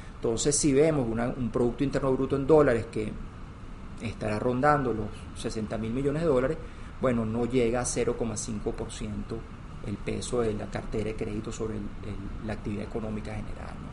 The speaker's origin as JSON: {"language": "Spanish", "country": "Venezuela", "said": "mi historia es de un profesional este, venezolano, la verdad que mi carrera se ha desarrollado toda en Venezuela"}